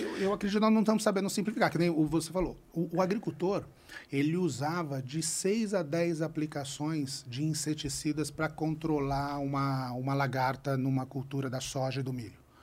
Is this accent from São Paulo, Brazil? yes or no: yes; interior of São Paulo state, Brazil; Eu sou do interior, eu sou de. Eu, eu sou paulistano, nasci em São Paulo, mas meu pai faleceu, eu tive que morar no interior uhum. de São Paulo